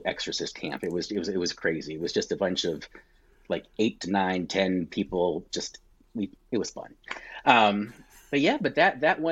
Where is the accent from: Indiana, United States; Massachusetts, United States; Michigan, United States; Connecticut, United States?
Connecticut, United States; moved away as an adult; now in Florida, United States; I'm down here in Florida. Not from Florida. I'm from Connecticut. Been down here about 10 years